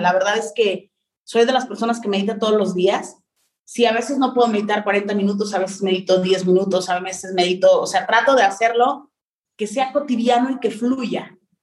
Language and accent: Spanish; Mexico; mi lenguaje o con la forma de expresión que existe en México eran muy distintas